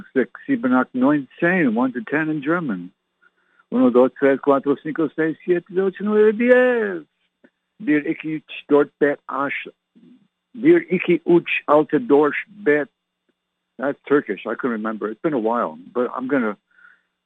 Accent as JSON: {"language": "English", "town": "Ottawa", "region": "Ontario", "country": "Canada", "tie": "born or raised there", "moved": "yes", "said": "I was born and raised in Canada."}